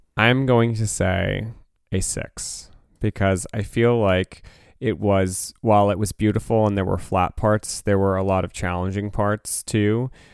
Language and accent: English; New Jersey, United States; we're from New Jersey